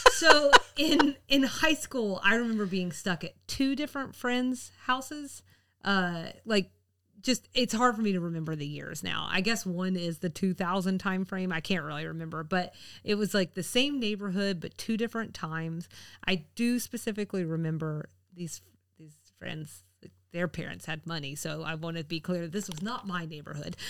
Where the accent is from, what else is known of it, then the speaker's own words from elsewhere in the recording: the South, United States; being a Southerner